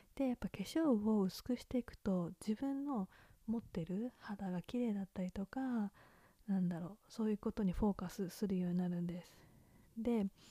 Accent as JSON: {"language": "Japanese", "country": "Japan", "tie": "born or raised there", "moved": "as an adult", "lives_now": "Australia", "said": "日本でも私の地元は外国人の方はたくさんいたので"}